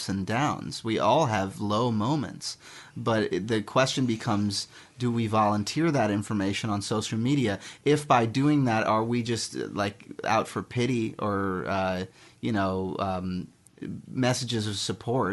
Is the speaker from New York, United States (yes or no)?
no; Miami Beach, Florida, United States; moved away as an adult; now in Los Angeles, United States; I'm from Miami Beach, Florida.